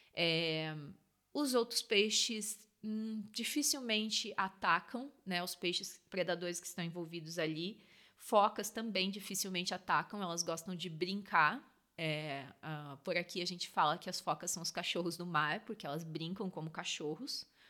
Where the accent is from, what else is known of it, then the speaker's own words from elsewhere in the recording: Rio Grande do Sul, Brazil; now in South Africa; Eu sou do Rio Grande do Sul